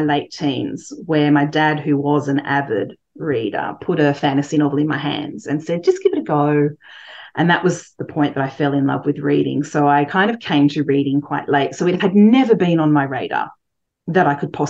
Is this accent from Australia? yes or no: yes; Coffs Harbour, New South Wales, Australia; moved away as an adult; also born or lived in London; I grew up in Coffs Harbour, which is a small town.